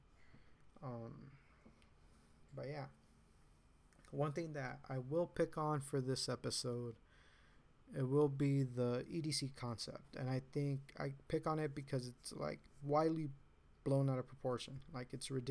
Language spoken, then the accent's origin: English; Riverside, California, United States; I'm from Riverside